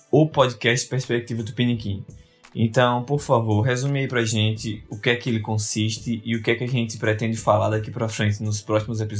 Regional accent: Natal, Rio Grande do Norte, Brazil; moved away as an adult; also born or lived in Ottawa, Canada; now in Wales, United Kingdom; Eu sou da Cidade do Sol, ali na, na esquina do continente sul-americano, da cidade natal, Rio Grande do Norte.

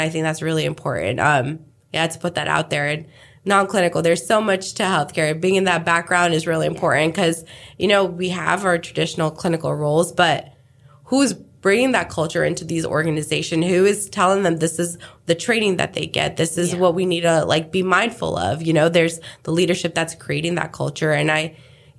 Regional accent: India; now in Houston, United States; I'm originally from India

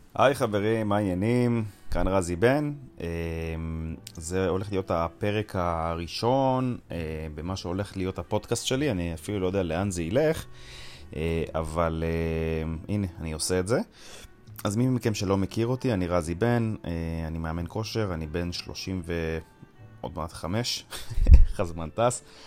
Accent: Jerusalem, Jerusalem District, Israel; אני גדלתי בבית חרדי בירושלים

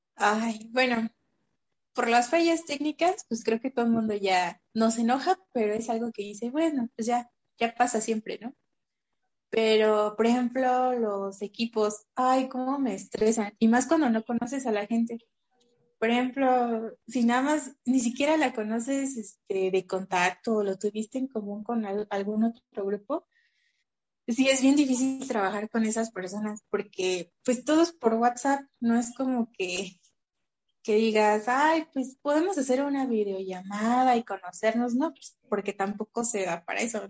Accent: Mexico City, Mexico; also born or lived in Tlalnepantla; yo siempre digo que soy de Azcapotzalco

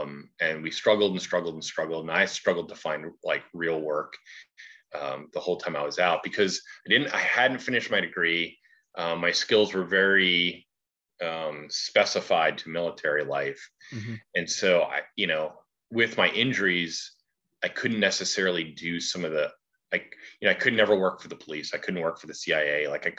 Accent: New Jersey, United States; also born or lived in Ohio / California / Alabama; My parents divorced start of the fifth grade year. And my mom stayed in New Jersey. And so I stayed with her there just outside of Trenton, New Jersey

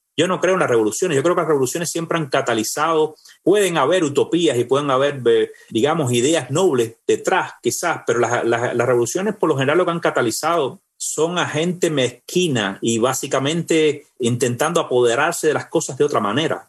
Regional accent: Cuba; moved away as an adult; tuve que salir de Cuba

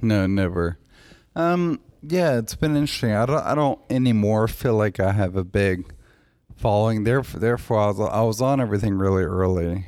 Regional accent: Nashville, Tennessee, United States; moved away as an adult; also born or lived in Los Angeles; my hometown

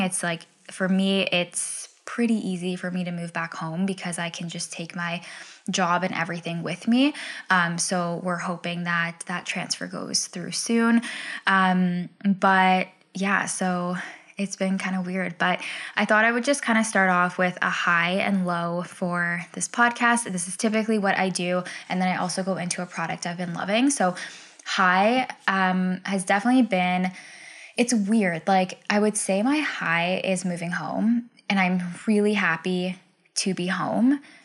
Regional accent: Ontario, Canada; moved away as an adult; also born or lived in British Columbia; move back home

